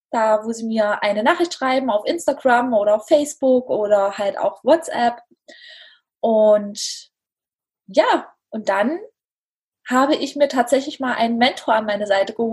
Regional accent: Dessau, Saxony-Anhalt, Germany; ich komme aus Dessau und ähm, ja, ich lebe hier mit meiner kleinen Familie

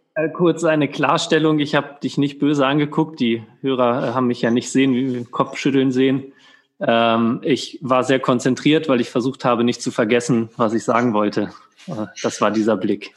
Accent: Germany; now in Austria; ich bin Deutscher

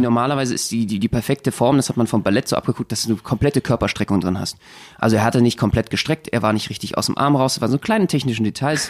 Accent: Germany; bei uns in Deutschland

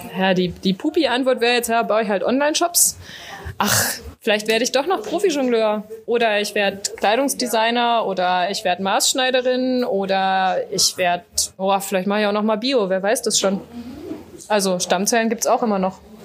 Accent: Düsseldorf, North Rhine-Westphalia, Germany; mein Vater ist Niederländer und, äh, ich bin, äh, geboren in Düsseldorf

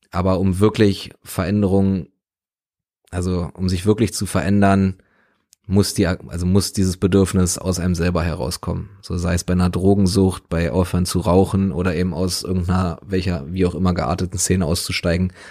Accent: Berlin, Germany; So, ich bin in Westberlin aufgewachsen, beziehungsweise meine Familie sind, sind Westdeutsche, Westberliner.

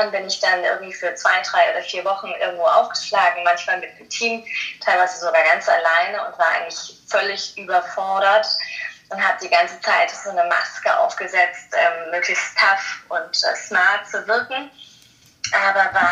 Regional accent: Rhineland-Palatinate, Germany; ich bin in der Nähe von Mainz groß geworden und ähm, habe erstmal klassisch nach meinem Abitur International Business studiert in Mainz selbst.

